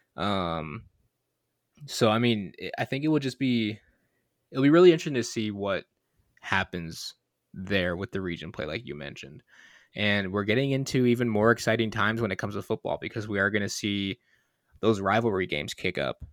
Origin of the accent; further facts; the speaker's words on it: Michigan, United States; I'm from Michigan